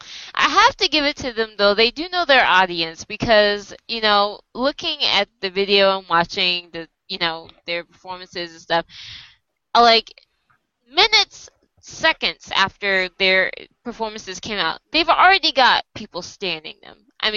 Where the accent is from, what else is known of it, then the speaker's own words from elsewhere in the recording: United States; Like, I'm Korean American, and that's it. You know, I'm like, not Korea. I'm not trying to blend in like I'm from Korea.